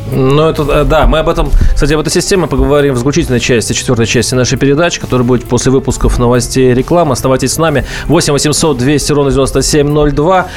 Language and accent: Russian; Mordovia, Russia; Я вот сам из Мордовии